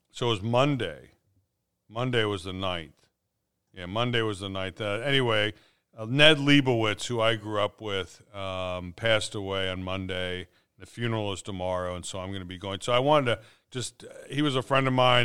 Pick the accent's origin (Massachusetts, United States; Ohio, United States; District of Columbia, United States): Ohio, United States; Cincinnati; I grew up in North Avondale